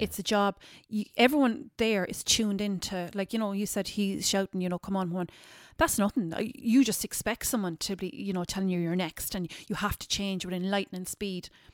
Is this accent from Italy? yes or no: no; Ballyduff, Munster, Ireland; also born or lived in New York; I'm originally from Kerry. I'm from a small village, um, a G A village called Ballyduff. So, um, grew up there